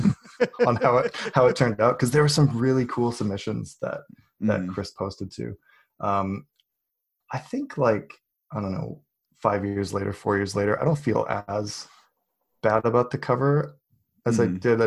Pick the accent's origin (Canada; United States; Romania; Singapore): Canada; also born or lived in British Columbia; I am Canadian. I live in British Columbia.